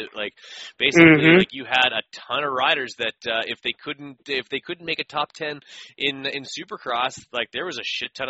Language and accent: English; Canada; as a Canadian, I couldn't get full length supercrosses up until maybe 2009 or 10.